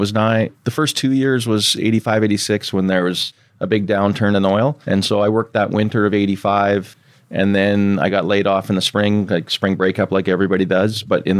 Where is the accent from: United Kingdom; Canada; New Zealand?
Canada; Oliver, British Columbia; So I grew up in Oliver, BC, which is a little town in southern BC, almost on the US border by OMAC, kind of north of Spokane. And grew up on a farm.